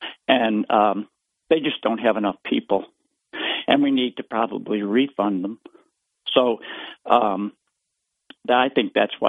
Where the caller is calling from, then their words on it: Binghamton, New York, United States; It's … from Binghamton.